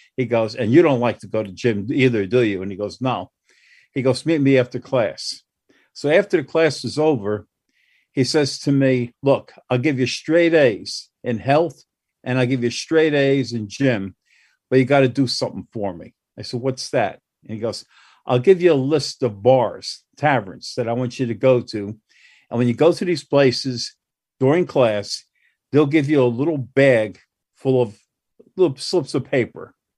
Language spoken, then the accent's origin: English; Newark, New Jersey, United States; I grew up in Newark